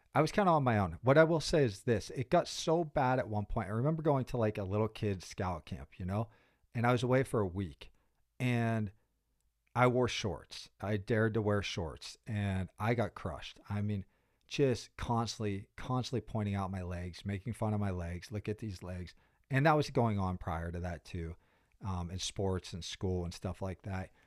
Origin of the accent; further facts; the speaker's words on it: Pittsburgh, Pennsylvania, United States; moved away as an adult; I'm really proud about being from Pittsburgh. You know, I spent zero through twenty-two there